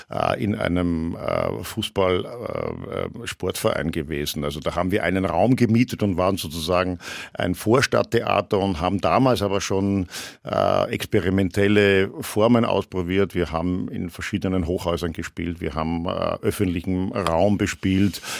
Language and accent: German; Austria; now in Germany; aber ich als Österreicher kenne diese Feindschaft nicht und äh, habe da auch keine Feindschaft erlebt